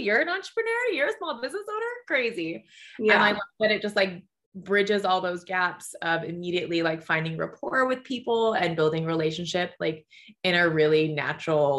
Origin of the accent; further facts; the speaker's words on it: Hawaii, United States; I was born and raised in Hawaii, a small town girl living her like big city, big girl dreams